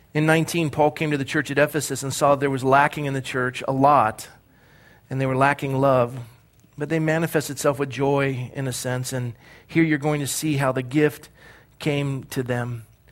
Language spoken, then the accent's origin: English; Coronado, California, United States; I was born and raised in Coronado, California